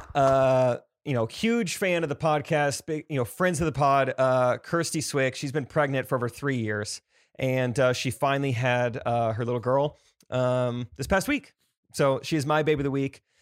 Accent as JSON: {"language": "English", "town": "Stratford", "region": "Missouri", "country": "United States", "said": "I'm from Stratford"}